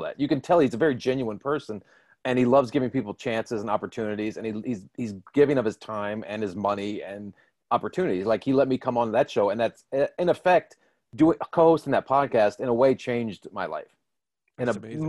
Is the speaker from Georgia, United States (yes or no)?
no; Washington, District of Columbia, United States; moved away; my hometown of Washington DC.